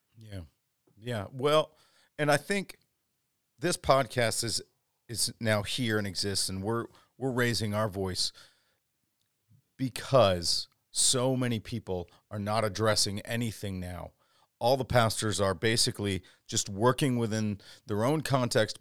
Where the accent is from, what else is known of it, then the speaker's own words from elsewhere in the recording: Chicago, Illinois, United States; moved away as an adult; also born or lived in Dallas, Texas / Wisconsin / Twin Cities, Minnesota; I planted a church five years ago, about 20 minutes south of you in the southwest suburbs of Chicagoland. I grew up here